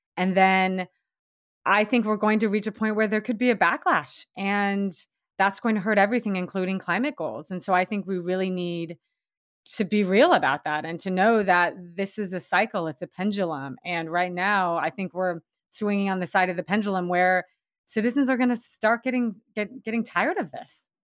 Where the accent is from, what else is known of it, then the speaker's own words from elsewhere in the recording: Washington, United States; also born or lived in Seattle; Washington State, um, my home state, and, and where I'm living now.